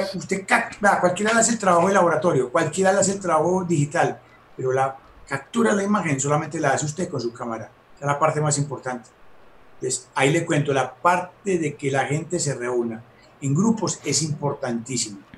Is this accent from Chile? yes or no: no; Medellín, Antioquia, Colombia; aquí en Medellín había clubes en la fábrica